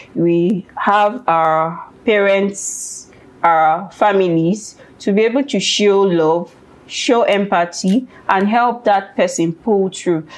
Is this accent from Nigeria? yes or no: yes; Ekiti, Nigeria; I am from Ekiti State. Mm. I speak, or we speak Yoruba.